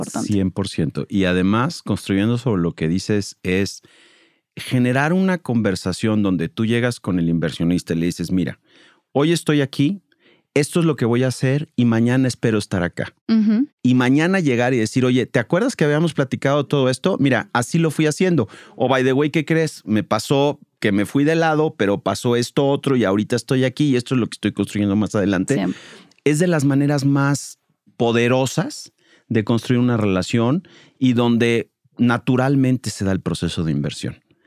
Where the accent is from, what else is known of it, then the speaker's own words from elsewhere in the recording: Mexico City, Mexico; moved away as an adult; now in Monterrey, Mexico; Yo soy chilango, llevo 20 años viviendo en Monterrey